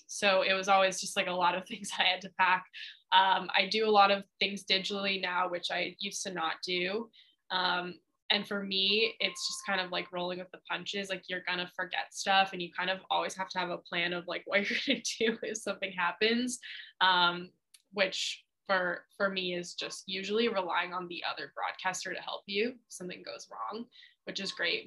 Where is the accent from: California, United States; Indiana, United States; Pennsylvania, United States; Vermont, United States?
Vermont, United States; moved away as an adult; University of Vermont women's basketball job opened up.